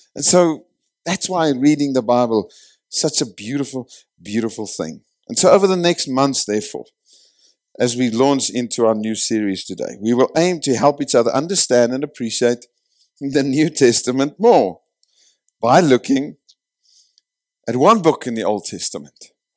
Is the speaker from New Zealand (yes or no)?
no; South Africa